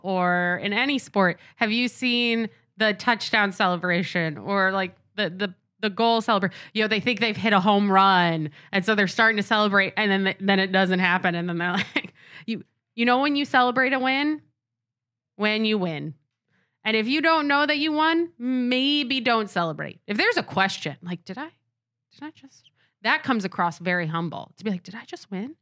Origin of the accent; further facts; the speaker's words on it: Rochester, New York, United States; I'm from Rochester.